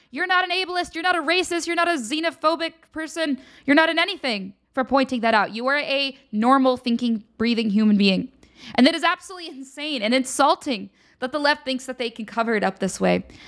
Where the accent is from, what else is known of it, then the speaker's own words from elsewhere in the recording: Pennsylvania, United States; I'm from Pennsylvania, by the way, full disclosure. So this is my home state.